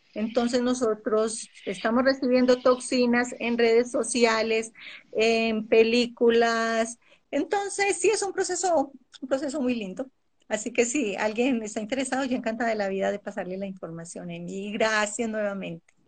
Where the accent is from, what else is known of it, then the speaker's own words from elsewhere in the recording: Colombia; now in Ecuador; nací en Colombia, viví parte de mi vida en Colombia y me vine a vivir ya va a ser 27 años aquí al Ecuador